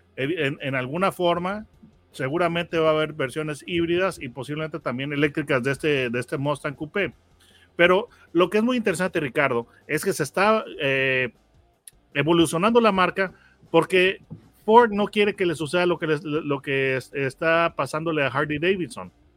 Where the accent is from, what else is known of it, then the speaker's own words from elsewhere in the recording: Mexico; aquí nosotros tenemos un dicho en México